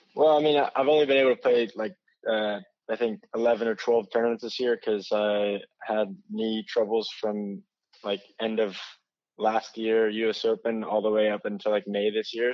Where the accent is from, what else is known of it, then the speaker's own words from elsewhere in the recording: United States; as an American